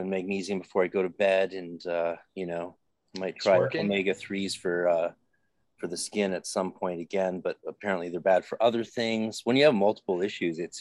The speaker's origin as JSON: {"language": "English", "country": "Canada", "said": "than we have in Canada"}